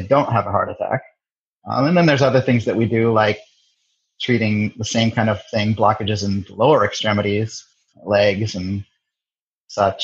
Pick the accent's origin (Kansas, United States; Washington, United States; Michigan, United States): Washington, United States; Kirkland; also born or lived in Salem, Oregon; Born in Salem, Oregon, but my parents moved to the Seattle area, Kirkland specifically, when I was 1 year old. And I spent all my childhood years there.